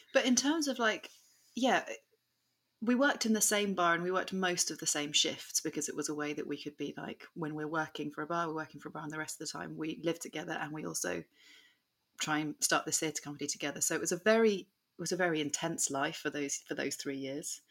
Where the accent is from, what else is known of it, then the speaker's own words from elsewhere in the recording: Suffolk, East of England, United Kingdom; moved away as an adult; also born or lived in Hull; I grew up in Suffolk